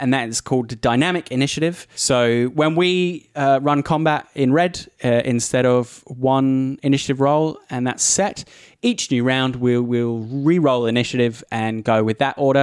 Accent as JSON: {"language": "English", "country": "Australia", "also_born_or_lived": "United Kingdom", "said": "I am a British Australian"}